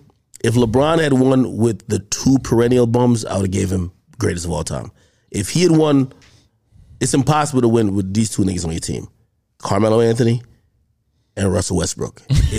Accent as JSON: {"language": "English", "country": "Jamaica", "tie": "born or raised there", "also_born_or_lived": "New York", "moved": "yes", "said": "I was born in Jamaica"}